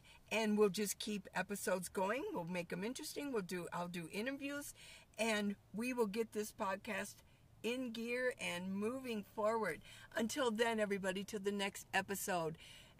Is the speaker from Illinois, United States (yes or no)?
no; Tucson, Arizona, United States; I'm from Tucson